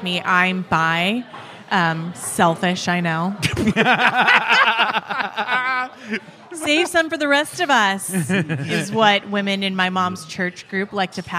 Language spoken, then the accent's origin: English; California, United States; I'm from California